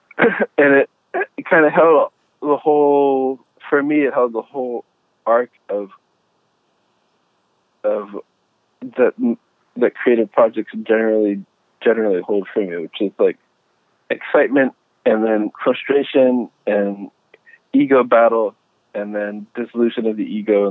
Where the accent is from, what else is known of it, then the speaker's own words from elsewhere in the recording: Pittsburgh, Pennsylvania, United States; I grew up in Western Pennsylvania, and I grew up in the suburbs of Pittsburgh